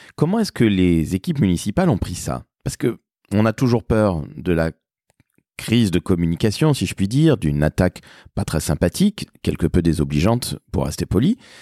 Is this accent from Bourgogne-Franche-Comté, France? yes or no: no; Toulouse, Occitania, France; moved away; also born or lived in Paris; chez moi à Toulouse, dont je suis originaire